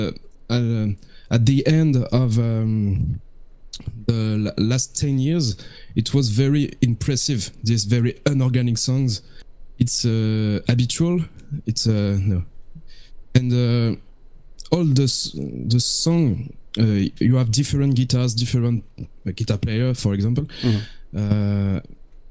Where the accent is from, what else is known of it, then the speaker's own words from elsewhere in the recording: France; from France, from the band …